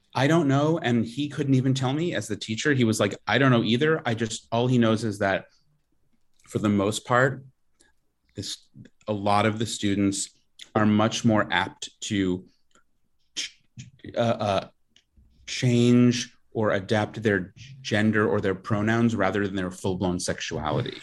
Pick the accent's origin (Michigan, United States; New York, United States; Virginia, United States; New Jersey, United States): New York, United States; Long Island; I'm from Long Island